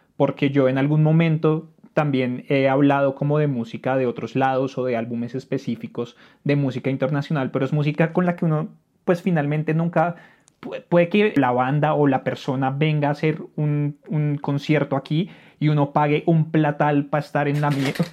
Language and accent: Spanish; Bogotá, Colombia; uno viviendo en Colombia y uno siendo rolo